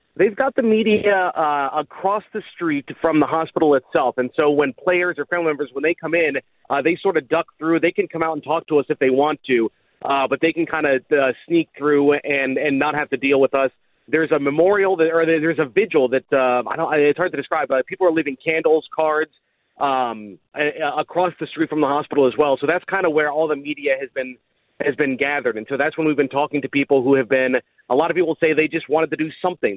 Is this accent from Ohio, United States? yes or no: yes; Dayton, Ohio, United States; moved away; I grew up in Dayton